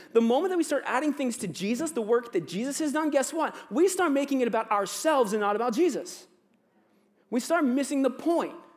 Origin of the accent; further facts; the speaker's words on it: Virginia, United States; accent: cowboy; moved away as an adult; now in Niagara, Canada; obviously my accent, I'm not Canadian. I'm from Virginia, so I sound like a cowboy, apparently.